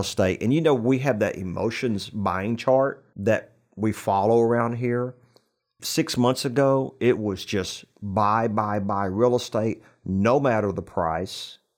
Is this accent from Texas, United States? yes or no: yes; New Braunfels, Texas, United States; right here, in my hometown of New Braunfels